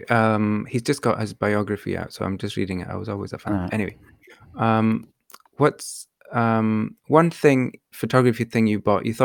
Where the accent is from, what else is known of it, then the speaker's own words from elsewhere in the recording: London, United Kingdom; I'm from East London.